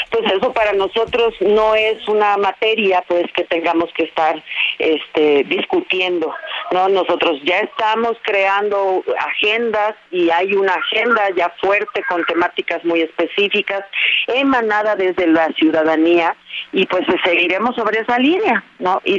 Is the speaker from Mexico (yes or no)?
yes; Mexico; aquello que nos está doliendo como mexicanos